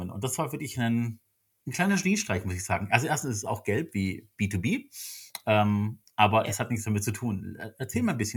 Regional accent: Stuttgart, Baden-Württemberg, Germany; born there; accent: Swabian; ich bin ja auch geboren in Stuttgarter, muss man dazu sagen. Uns beiden hört man es, glaube ich, gar nicht so sehr an. Also einen richtigen schwäbischen Slang haben wir ja nicht wirklich.

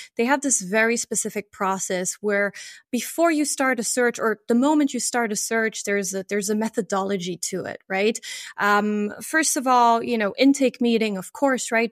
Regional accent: France; moved away as an adult; also born or lived in Luxembourg; I grew up in France and uh, in the in the very um, in the very border, basically, of, of France and Germany

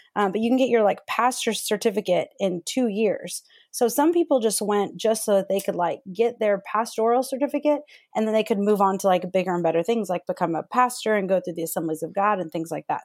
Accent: northeast Texas, United States; So I'm born and raised in Texas. So and I lived in the Bible Belt, which was like northeast Texas.

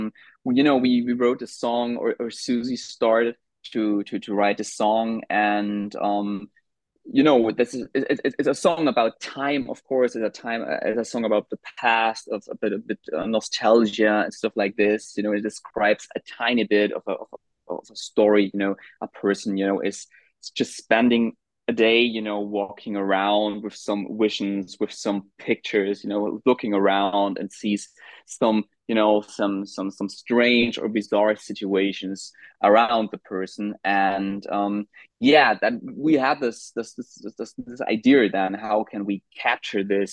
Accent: Nuremberg, Bavaria, Germany; moved away as an adult; now in Berlin, Germany; we're actually from Nuremberg, or we're still based in Nuremberg, or we met in Nuremberg too

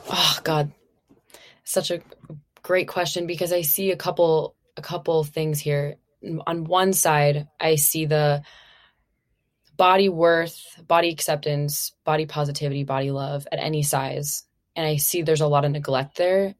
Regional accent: Minnesota, United States; moved away as an adult; now in California, United States; Originally, I'm from Minnesota. I've been out in California now for, like, it's been eight years

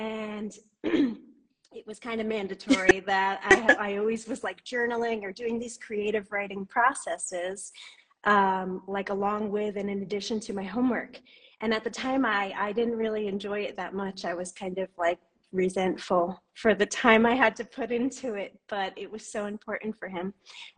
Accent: New York, United States; now in Guatemala; I'm from the States. I'm originally from New York, and I've lived all over the East Coast, but I've actually been living in Guatemala in Central America for the past 11 years.

